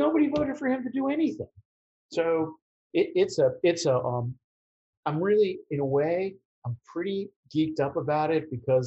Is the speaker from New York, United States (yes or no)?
yes; New York City, New York, United States; I grew up in the Bronx.